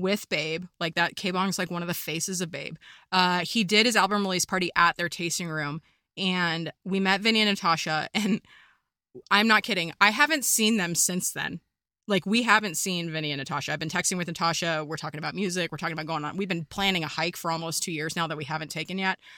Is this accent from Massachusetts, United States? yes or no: no; Kansas, United States; first language English; moved away; also born or lived in California / Colorado; I come from Kansas where there are no mountains. I moved to California